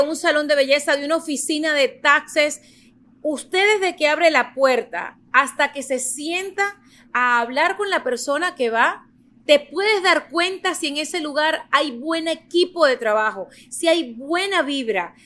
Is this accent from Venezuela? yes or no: yes; Venezuela; moved away as an adult; now in United States; yo nací en Venezuela, yo llegué a Estados Unidos ya con una carrera, con un título de periodista